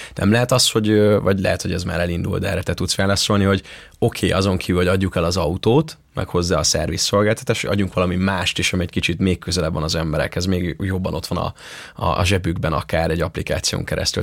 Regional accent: Ajka, Veszprém County, Hungary; moved away; a szülővárosomban Ajkán

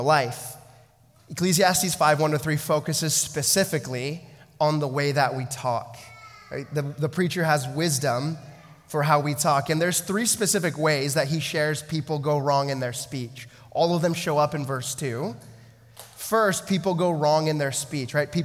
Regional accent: United States; moved away as an adult; now in Canada; I grew up in the States, right? I moved, you know, like 9 hours up the I-5 to be near a girl

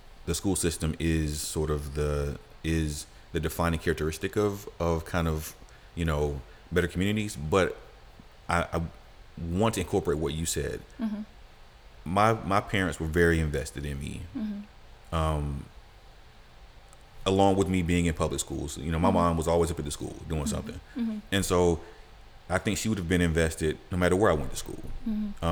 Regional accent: Atlanta, Georgia, United States; growing up in Atlanta in a certain period of time, like, public schools were kind of okay

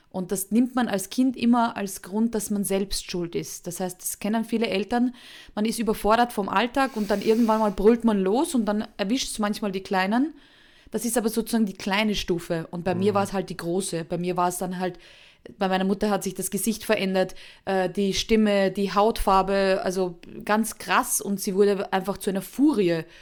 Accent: Austria; Also unschwer zu erkennen an meinem Akzent, obwohl ich mich immer sehr bemühe, ist, ich komme aus Österreich.

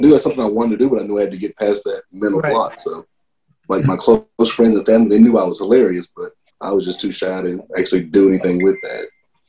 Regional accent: Elizabethtown, Kentucky, United States; So, I was born and raised in Elizabethtown, Kentucky. It's about 40 miles south of Louisville. Small town.

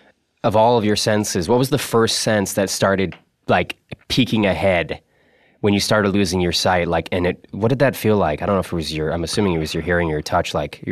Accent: Massachusetts, United States; And I'm from a town that's similar to that town that he described. I'm from Massachusetts as well.

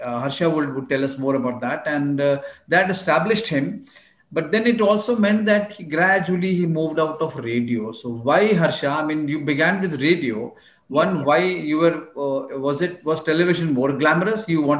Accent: Delhi, India; I was in Delhi, of course.

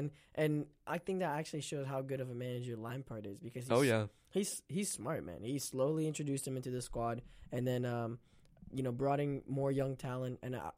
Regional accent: Canada; I'm hyped. I'm hyped. Canadian, first of all

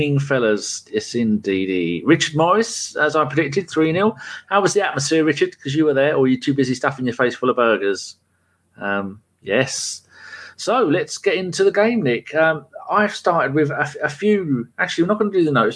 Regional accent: England, United Kingdom; Although I'm English, I'm not British.

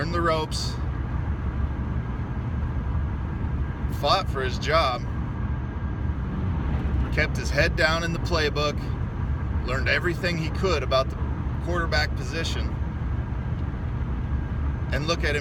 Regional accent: Nebraska, United States; I'm from Nebraska

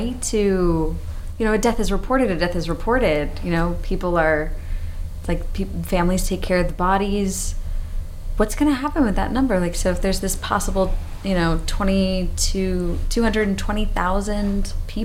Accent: Louisiana, United States; I'm from Louisiana

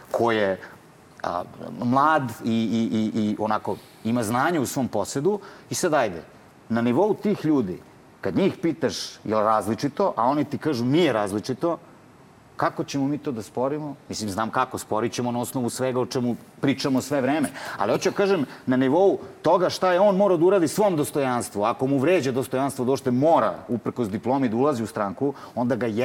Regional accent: Paraćin, Pomoravlje District, Serbia; ja sam iz Paraćina

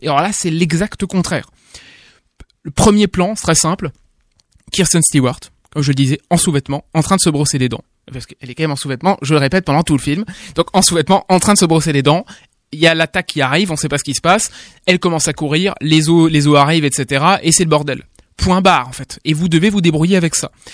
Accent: France; en tant que français

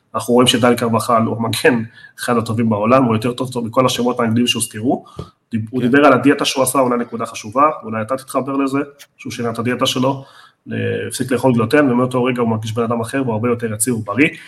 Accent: Argentina; בתור ארגנטינאי אני

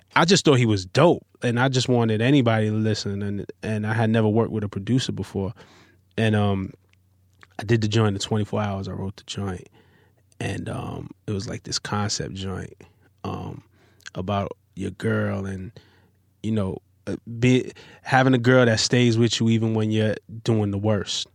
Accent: New York City, New York, United States; I'm from Flatbush, Brooklyn

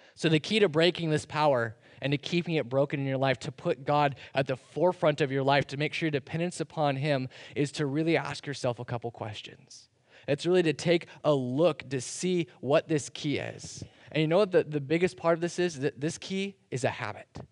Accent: United States

